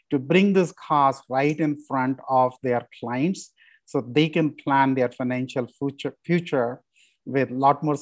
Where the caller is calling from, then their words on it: Colorado, United States; I'm calling from real Colorado today.